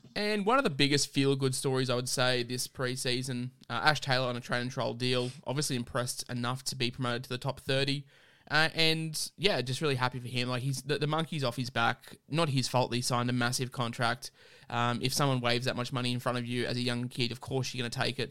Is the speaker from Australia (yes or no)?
yes; Queensland, Australia; as a Queenslander myself